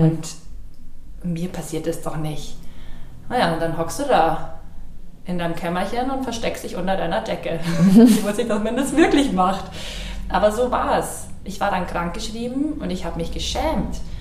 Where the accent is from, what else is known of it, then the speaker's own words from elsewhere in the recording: Ingolstadt, Bavaria, Germany; dann habe ich in Ingolstadt, in meiner Heimatstadt, in der Agentur, in der Schrägstrich Beratung angefangen